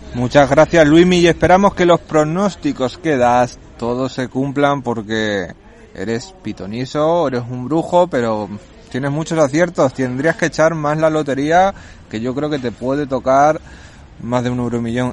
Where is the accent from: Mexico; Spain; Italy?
Spain; Puertollano, Castilla-La Mancha; soy de Puerto Llano